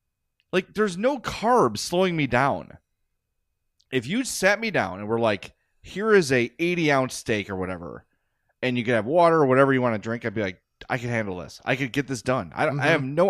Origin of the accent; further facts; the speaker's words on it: Oak Lawn, Illinois, United States; I grew up in Oak Lawn. I was raised in Oak Lawn.